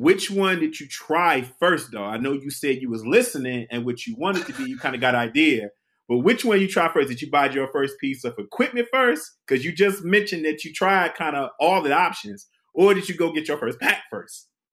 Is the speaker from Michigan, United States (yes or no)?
yes; Detroit, Michigan, United States; I was from Detroit